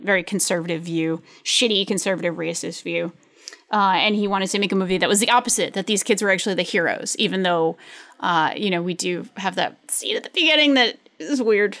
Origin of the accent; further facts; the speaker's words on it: United States; being American